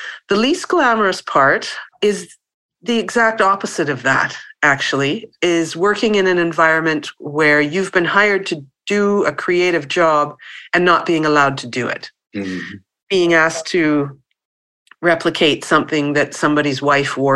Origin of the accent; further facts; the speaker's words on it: Winnipeg, Manitoba, Canada; I grew up in Winnipeg, which is about 4 hours north of Fargo, of North Dakota.